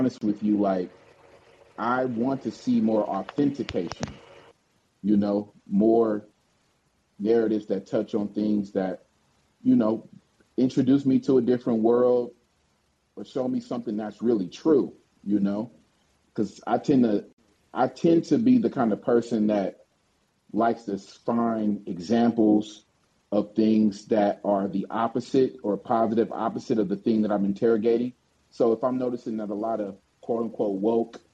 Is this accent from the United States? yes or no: yes; Oakland, California, United States; I'm from the town, I'm from Oakland